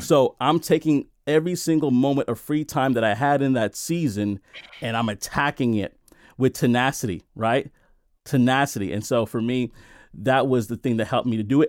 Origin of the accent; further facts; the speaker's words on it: New York City, New York, United States; I came from Brooklyn, New York, And I grew up in the worst neighborhoods. I grew up in Brownsville. I grew up in East New York, right?